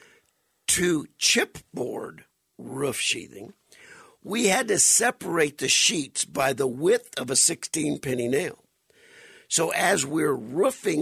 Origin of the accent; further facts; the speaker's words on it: Welsh, Louisiana, United States; now in Arizona, United States; my hometown of Welch, Louisiana